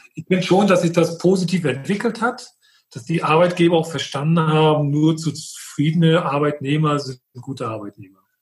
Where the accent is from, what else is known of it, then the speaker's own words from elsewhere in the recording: Friedland, Mecklenburg-Vorpommern, Germany; ich komme aus Mecklenburg, aus Friedland